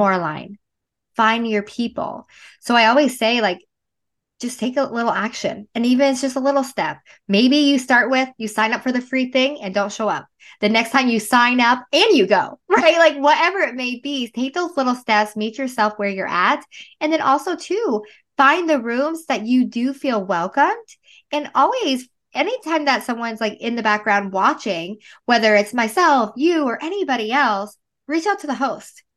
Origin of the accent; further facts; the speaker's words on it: Northern Vermont, United States; I am originally from Vermont, Northern Vermont